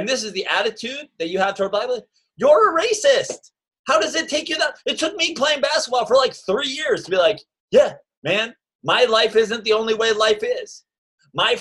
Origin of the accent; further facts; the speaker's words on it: Westchester, New York, United States; also born or lived in Greenwich, Connecticut; I am from Westchester, New York